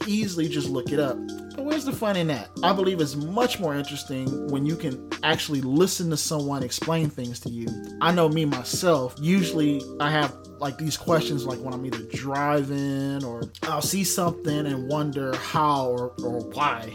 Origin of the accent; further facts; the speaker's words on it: Detroit, Michigan, United States; growing up in Detroit